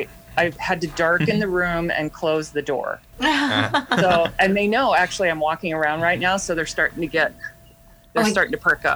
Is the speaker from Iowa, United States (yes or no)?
yes; Iowa, United States; I am from Iowa.